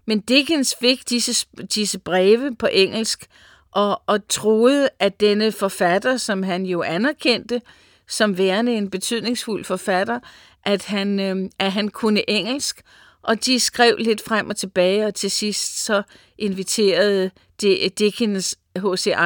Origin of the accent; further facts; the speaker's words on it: United States; Jeg voksede op i Amerika, og jeg kan huske, at jeg var igen en 10-11 år, da vi var oppe i Los Angeles